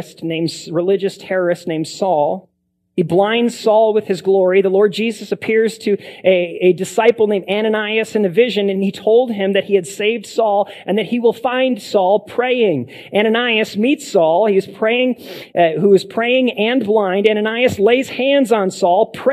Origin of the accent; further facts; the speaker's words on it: United States; I love being an American.